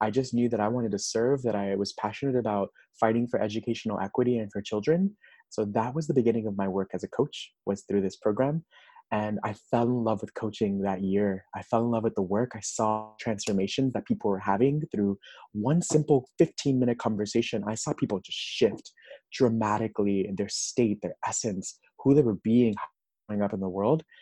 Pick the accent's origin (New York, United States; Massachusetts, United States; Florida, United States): Florida, United States; Miami; also born or lived in Nashville, Tennessee; now in Los Angeles, United States; I'm originally from Miami, Florida.